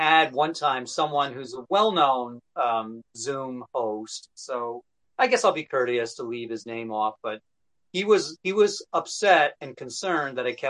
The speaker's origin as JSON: {"language": "English", "region": "New York", "country": "United States", "tie": "born or raised there", "said": "Yeah, this is I've always lived in New York State."}